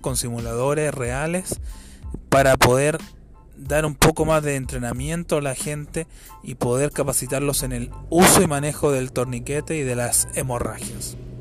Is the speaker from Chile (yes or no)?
yes; Chile; acá en mi país, en Chile